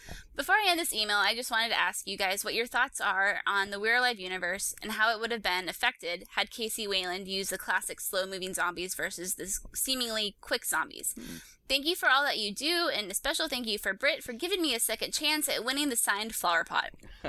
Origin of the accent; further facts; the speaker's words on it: Canada; Also, I'm Canadian.